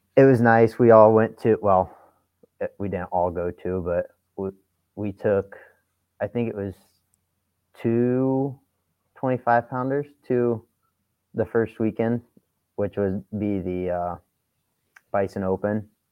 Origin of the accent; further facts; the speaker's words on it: St. Paris, Ohio, United States; moved away as an adult; I came from St. Paris, Ohio, and for people that don't know, it's one of, in my opinion, one of the best wrestling schools in the country. And I got my butt kicked every day in my high school room